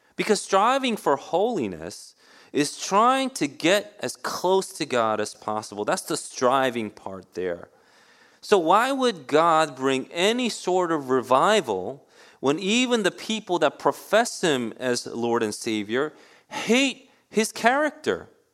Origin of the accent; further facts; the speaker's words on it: New York City, New York, United States; I grew up in Queens. New York City has always been in my heart. I was born in Manhattan